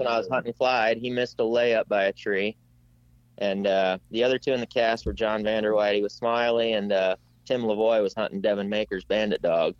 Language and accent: English; Iowa, United States; I'm from Iowa